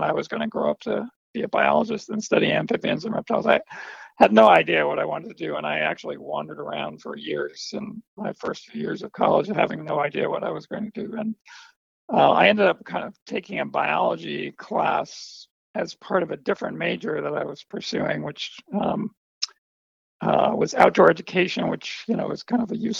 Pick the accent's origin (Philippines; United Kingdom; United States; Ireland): United States; New York City, New York; I grew up in New York City